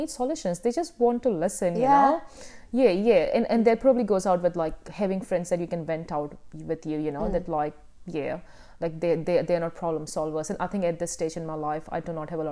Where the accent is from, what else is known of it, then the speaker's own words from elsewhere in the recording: India; moved away; I grew up in India